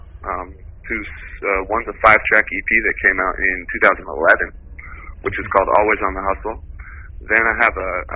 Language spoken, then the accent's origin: English; Seattle, Washington, United States; moved away as an adult; now in Los Angeles, United States; I'm originally from Seattle, Washington, so I'm a Northwest kid